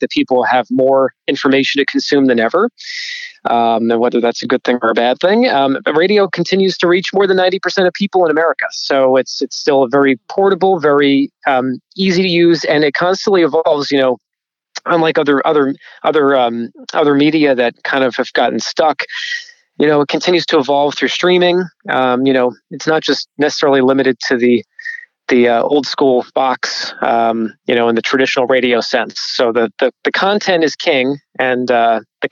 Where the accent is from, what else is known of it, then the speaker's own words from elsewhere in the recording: New Jersey, United States; growing up in New Jersey